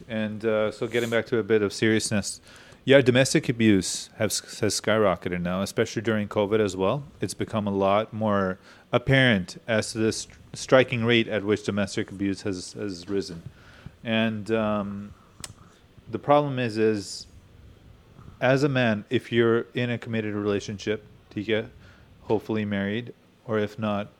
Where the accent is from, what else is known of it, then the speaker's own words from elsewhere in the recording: Chicago, Illinois, United States; no, we're from Chicago, I don't know.